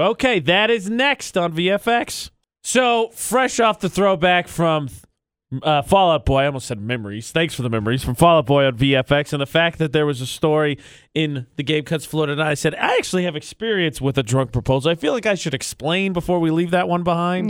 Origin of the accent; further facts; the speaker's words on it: Indiana, United States; my home state